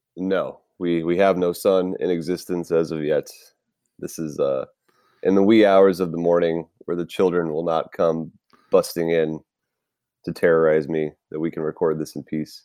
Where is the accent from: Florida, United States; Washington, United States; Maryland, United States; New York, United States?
Florida, United States; Tampa; now in California, United States; I was born and raised in Tampa Bay, Florida. So, yes, I am a Florida man